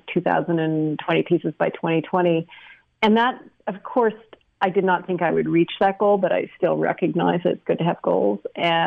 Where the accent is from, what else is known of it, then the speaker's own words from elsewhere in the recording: British Columbia, Canada; moved away as an adult; also born or lived in United States; I was born in the States in 1970, and then my parents moved to British Columbia when I was a year old. Grew up in BC and then went to college in the States, was there for 20 years, and then moved back to Canada